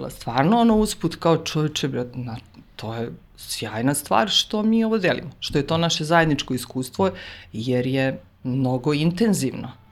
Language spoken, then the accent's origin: Croatian; Užice, Zlatibor District, Serbia; mi smo iz Užica